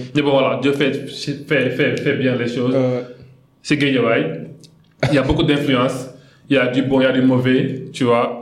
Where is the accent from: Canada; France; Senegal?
Senegal; Guédiawaye, Dakar; French is a second language; je suis né et grandi à Guédiawaï